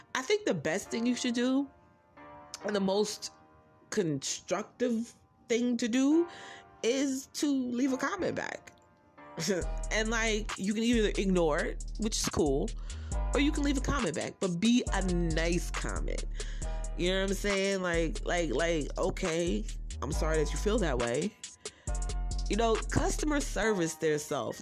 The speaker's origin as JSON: {"language": "English", "region": "New Jersey", "country": "United States", "said": "because I'm from Jersey"}